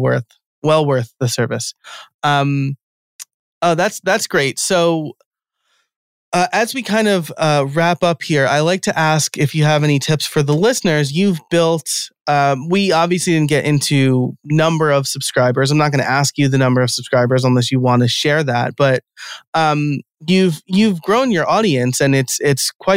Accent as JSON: {"language": "English", "country": "United States", "said": "I'm American"}